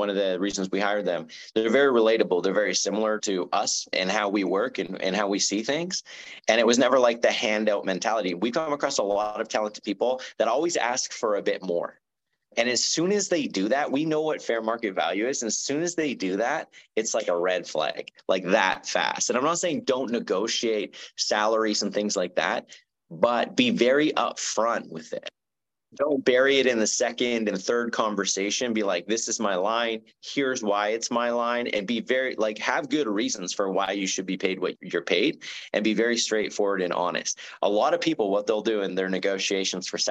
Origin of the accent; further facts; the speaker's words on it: Canada; me being Canadian